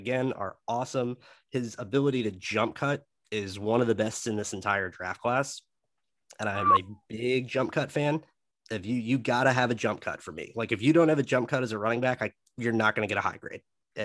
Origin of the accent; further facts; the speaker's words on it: Melbourne, Florida, United States; moved away; I grew up in Melbourne, Bias. Florida.